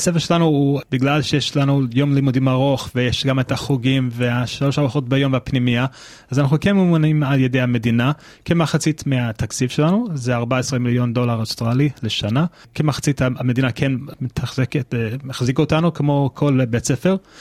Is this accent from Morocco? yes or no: no; United States; Hebrew is a second language; now in Israel; אני גדלתי בארצות הברית, אם זה לא ידוע לכם לפי המבטא ולפי העברית